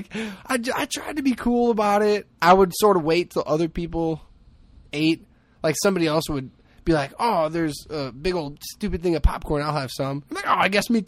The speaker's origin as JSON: {"language": "English", "town": "Hammond", "region": "Indiana", "country": "United States", "tie": "born or raised there", "said": "growing up in Hammond"}